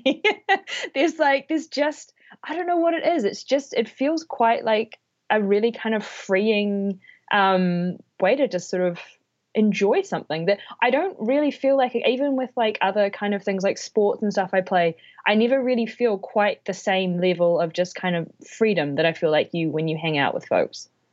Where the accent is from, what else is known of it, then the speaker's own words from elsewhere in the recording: New Zealand; now in Toronto, Canada; I am originally from New Zealand, but now living in Toronto.